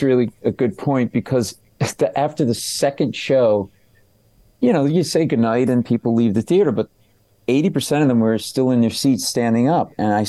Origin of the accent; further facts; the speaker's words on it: Michigan, United States; I grew up in Michigan.